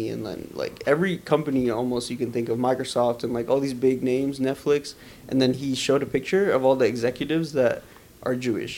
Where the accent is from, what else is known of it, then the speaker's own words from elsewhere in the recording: Pakistan; I'm, I don't know what I am. I'm just Pakistani.